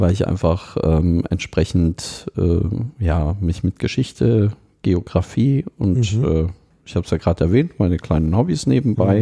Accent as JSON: {"language": "German", "town": "Munich", "region": "Bavaria", "country": "Germany", "said": "ich komme aus München"}